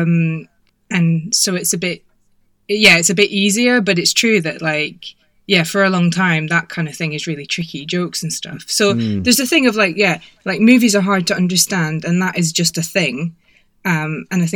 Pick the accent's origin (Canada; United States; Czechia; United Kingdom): United Kingdom; Scotland; accent: Scottish; moved away as an adult; also born or lived in England; now in France; I'm from Scotland, so this is why my accent sounds a bit Scottish, even though I haven't lived in Scotland since 1997.